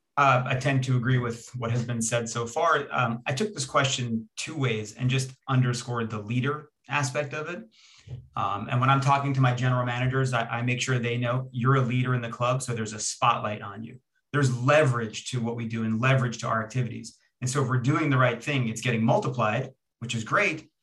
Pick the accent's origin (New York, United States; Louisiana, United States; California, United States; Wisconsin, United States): New York, United States; Long Island; also born or lived in Israel; I was born in Israel and came to Long Island, New York when I was two years old